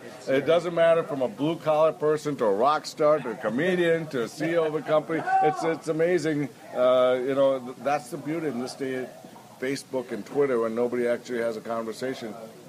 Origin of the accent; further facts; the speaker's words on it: Green Bay, Wisconsin, United States; moved away; I grew up in Green Bay, Wisconsin, where the other great football team is.